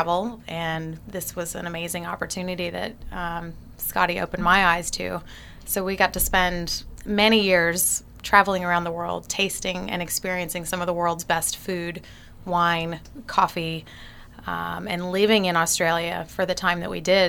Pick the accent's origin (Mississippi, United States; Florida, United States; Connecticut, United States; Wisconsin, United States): Florida, United States; Jupiter; I grew up here in Jupiter